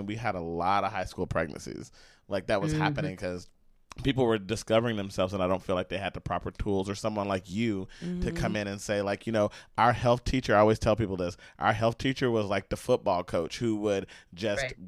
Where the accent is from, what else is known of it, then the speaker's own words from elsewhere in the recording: East Texas, United States; I was from from East Texas